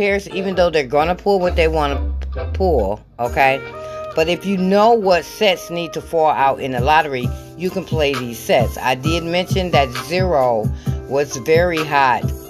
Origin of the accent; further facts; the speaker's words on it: Michigan, United States; I'm from Michigan